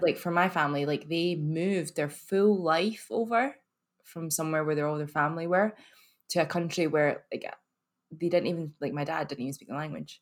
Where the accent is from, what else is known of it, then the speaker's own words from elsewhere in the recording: Glasgow, Scotland, United Kingdom; accent: very Scottish; I'm from here, actually. I'm from Glasgow